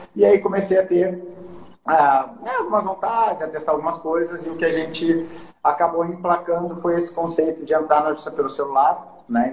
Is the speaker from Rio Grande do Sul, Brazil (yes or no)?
yes; Porto Alegre, Rio Grande do Sul, Brazil; moved away as an adult; also born or lived in São Paulo / New York; eu vou voltar para Porto Alegre, eu sou originalmente de Porto Alegre